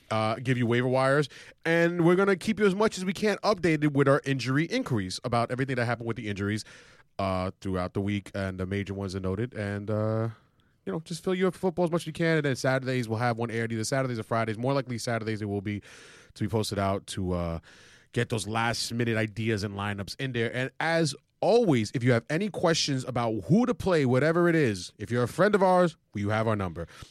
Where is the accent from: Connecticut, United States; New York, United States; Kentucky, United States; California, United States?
New York, United States; New York City; growing up in Woodside